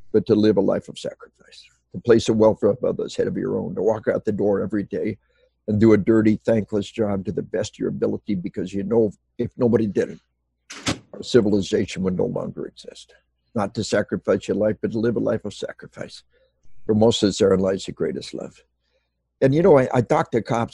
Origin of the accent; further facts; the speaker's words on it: Arkansas, United States; we are from Arkansas.